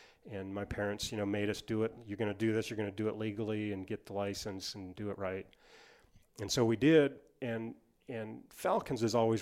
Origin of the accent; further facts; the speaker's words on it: Missoula, Montana, United States; growing up in Missoula, there was not many rabbits there